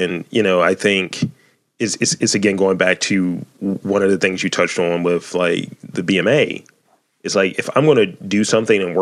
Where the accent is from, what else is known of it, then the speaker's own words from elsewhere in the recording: Baltimore, Maryland, United States; I'm from East Baltimore.